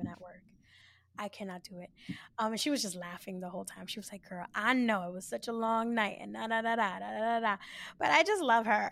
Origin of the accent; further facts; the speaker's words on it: New York City, New York, United States; born and raised in the Bronx